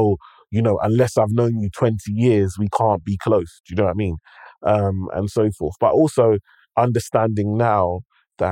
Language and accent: English; London, United Kingdom; I grew up in London. I grew up in one space.